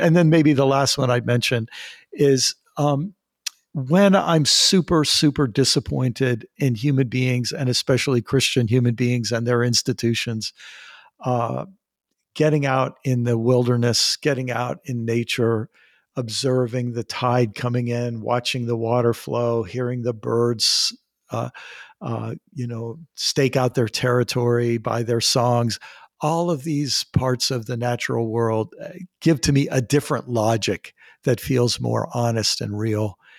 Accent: United States; I'm an American.

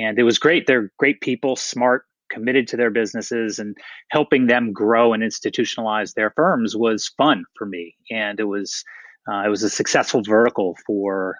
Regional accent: Atlanta, Georgia, United States; moved away as an adult; also born or lived in Philadelphia; I grew up in Atlanta. That's my hometown

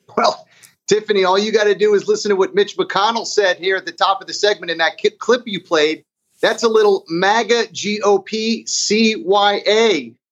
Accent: Florida, United States; my home state of Florida

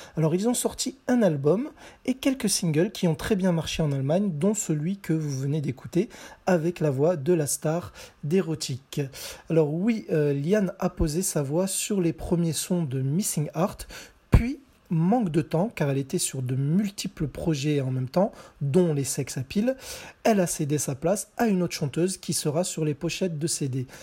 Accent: France; chez nous en France

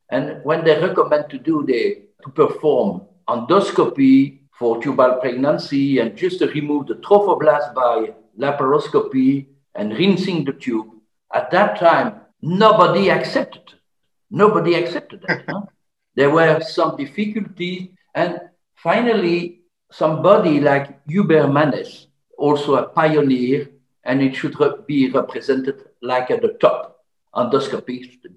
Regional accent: Belgium; I'm from Belgium

